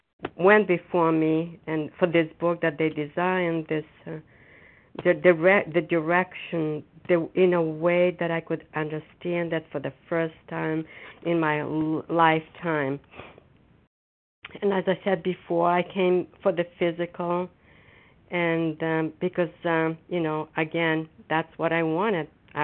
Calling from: Foxborough, Massachusetts, United States; And I'm a grateful recovering compulsive overeater, and I'm calling from Foxborough, Massachusetts.

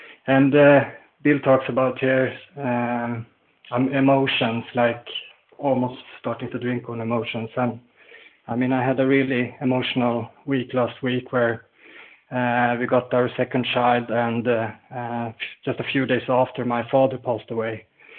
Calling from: Sweden; I'm calling in from Sweden.

